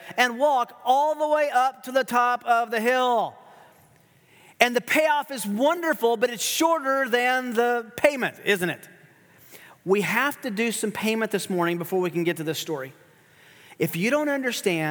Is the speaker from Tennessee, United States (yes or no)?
yes; Tennessee, United States; also born or lived in Kansas City area; now in Kansas City, United States; I grew up in Tennessee, which is very hilly